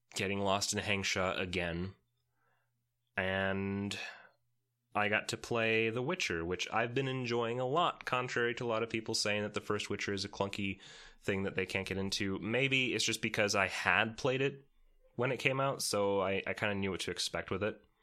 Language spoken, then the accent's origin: English; Romania; I am from Romania